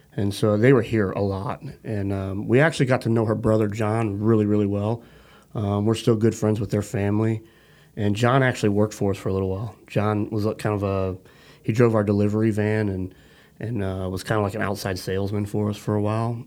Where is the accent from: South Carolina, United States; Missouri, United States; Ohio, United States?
Missouri, United States; St. Louis; moved away; my wife and I, you know, we're originally from the St. Louis area